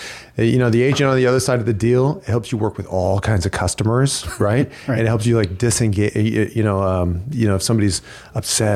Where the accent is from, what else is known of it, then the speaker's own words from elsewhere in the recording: Illinois, United States; now in Chandler, United States; I'm from Illinois